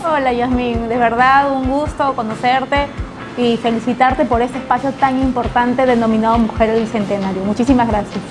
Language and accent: Spanish; Lima, Peru; also born or lived in La Victoria, Lima / Santiago de Surco, Lima; yo nací en La Victoria, pero me crié entre Villa María del Triunfo